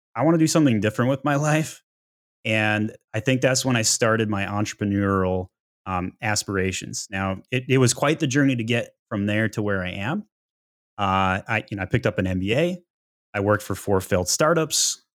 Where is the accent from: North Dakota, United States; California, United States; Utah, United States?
Utah, United States; now in Atlanta, United States; I grew up in Utah, uh, Weber State Wildcats